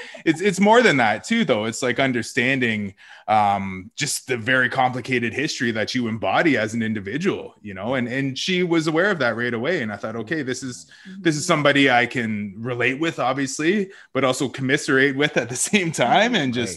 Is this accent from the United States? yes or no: no; Wasauksing First Nation, Ontario, Canada; also born or lived in Toronto; after I was born, I uh, went back to the res, and that's where I grew up